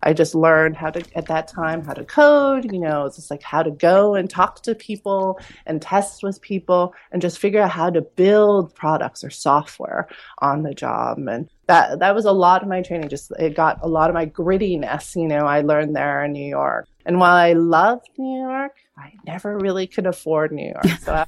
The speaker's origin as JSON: {"language": "English", "region": "Vienna", "country": "Austria", "tie": "born there", "said": "I've heard the story before, you know, as an immigrant, which I am. I was born in Vienna, Austria to Korean parents. So I consider myself Asian European."}